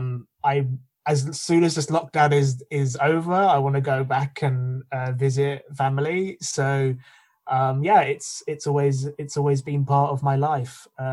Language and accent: English; United Kingdom; also born or lived in Prague, Czech Republic; So my background is that I'm Roma myself. I was born in Prague. I was adopted, and then I grew up and was educated in the United Kingdom.